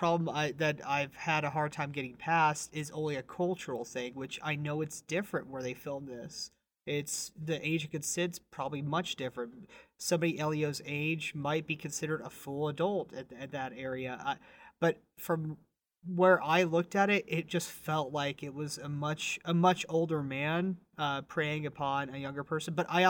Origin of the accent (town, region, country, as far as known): Texas, United States; born or raised there